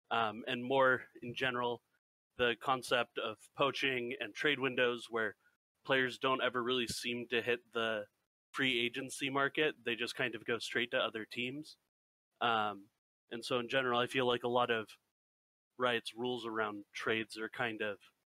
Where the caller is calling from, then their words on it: Santa Clara, California, United States; Santa Clara, California.